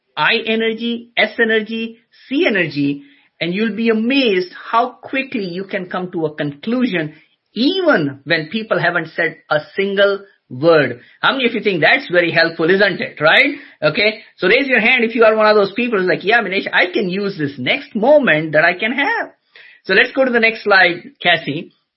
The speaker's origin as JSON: {"language": "English", "town": "Agra", "region": "Uttar Pradesh", "country": "India", "tie": "born or raised there", "moved": "yes", "lives_now": "United States", "said": "I was born in a city called Agra, which is famous for Taj Mahal"}